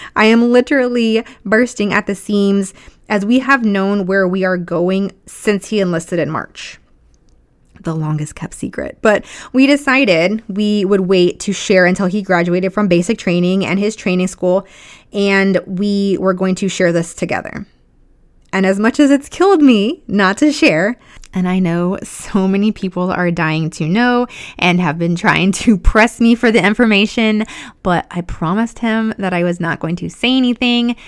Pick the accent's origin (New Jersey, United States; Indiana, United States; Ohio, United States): Indiana, United States; now in Texas, United States; I'm from Indiana